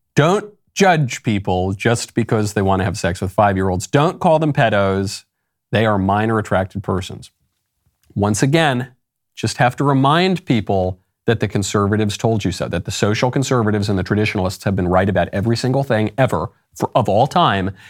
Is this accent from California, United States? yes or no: no; New York, United States; I grew up in New York